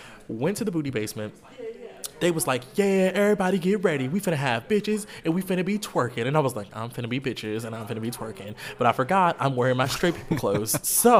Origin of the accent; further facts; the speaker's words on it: Texas, United States; where you from? And I'd be like, I'm from Texas.